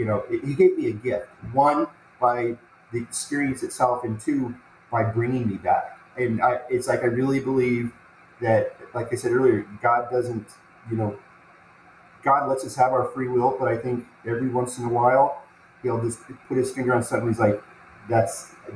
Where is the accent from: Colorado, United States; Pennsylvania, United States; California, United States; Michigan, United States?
Colorado, United States; Denver; growing up in Denver